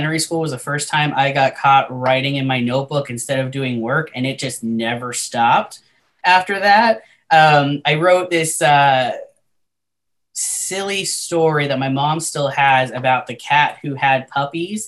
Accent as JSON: {"language": "English", "region": "Southwest Florida", "country": "United States", "tie": "born or raised there", "also_born_or_lived": "Las Vegas", "moved": "yes", "said": "my hometown, you know, in Southwest Florida"}